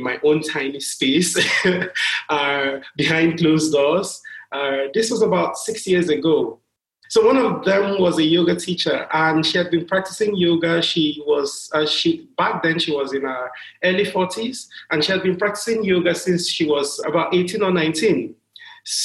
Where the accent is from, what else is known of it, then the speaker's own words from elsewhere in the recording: Lagos, Nigeria; I am from Lagos, Nigeria, or I live in Lagos, Nigeria. I am Nigerian.